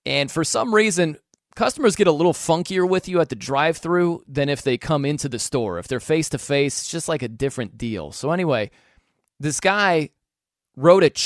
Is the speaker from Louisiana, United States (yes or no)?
no; South Bend, Indiana, United States; I was just starting as a sports talk guy in my hometown of South Bend, Indiana